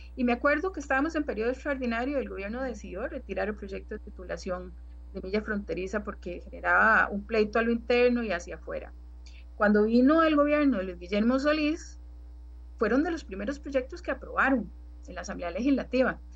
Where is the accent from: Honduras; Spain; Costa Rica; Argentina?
Costa Rica; como costarricense